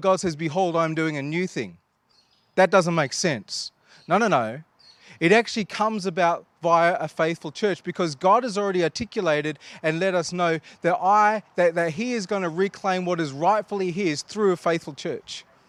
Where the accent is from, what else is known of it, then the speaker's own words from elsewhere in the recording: Australia; we are Australian